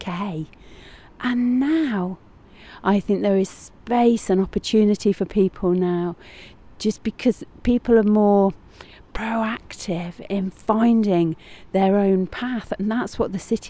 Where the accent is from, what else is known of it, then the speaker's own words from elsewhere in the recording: Coventry, West Midlands, United Kingdom; growing up in Coventry